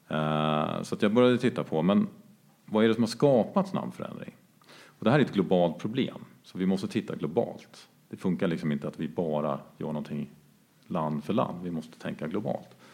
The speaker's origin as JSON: {"language": "Swedish", "region": "Jämtland", "country": "Sweden", "tie": "born or raised there", "moved": "yes", "lives_now": "Stockholm, Sweden", "said": "ursprungligen kommer från Jämtland där vi befinner oss nu. Eh, där jag är uppvuxen på en gård en bit utanför Östersund"}